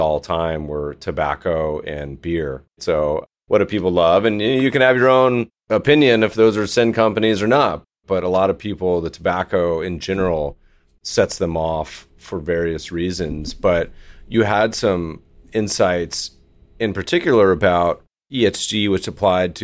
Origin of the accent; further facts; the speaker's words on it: North Carolina, United States; also born or lived in Colorado; I grew up in North Carolina, partially in Colorado also, but in North Carolina